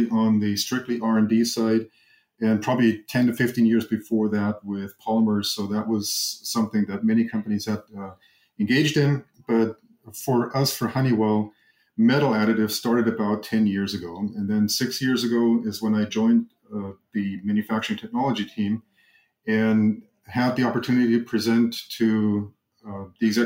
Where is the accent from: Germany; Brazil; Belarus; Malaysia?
Germany; moved away as an adult; now in Arizona, United States; I grew up in Germany, went to school in Germany